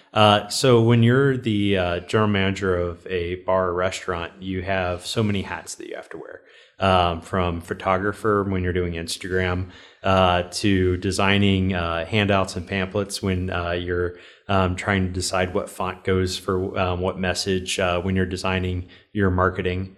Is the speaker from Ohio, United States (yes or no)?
yes; Cincinnati, Ohio, United States; also born or lived in Fort Mitchell, Kentucky; I'm from Cincinnati